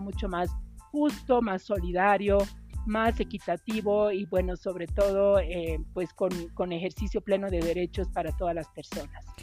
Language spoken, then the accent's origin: Spanish; Bolivia; para mí particularmente como boliviana